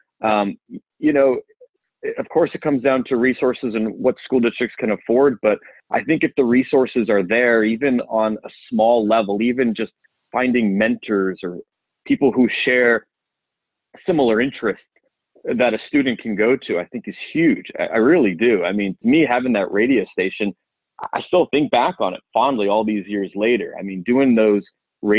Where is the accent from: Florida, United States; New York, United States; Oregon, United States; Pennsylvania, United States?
New York, United States; Syosset; now in Charlotte, United States; I grew up in Nassau County, Long Island, a town called Syosset